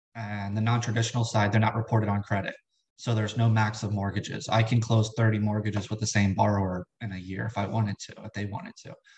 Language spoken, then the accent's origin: English; South Florida, United States; moved away as an adult; now in Richmond, United States; right now, I, I live in Richmond, Virginia. I'm from South Florida